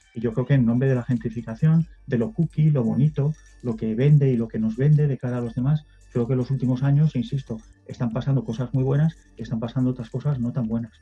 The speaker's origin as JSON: {"language": "Spanish", "country": "Spain"}